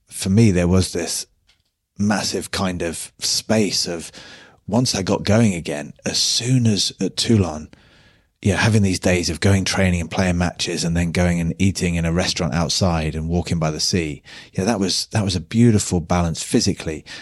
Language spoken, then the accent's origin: English; United Kingdom; being British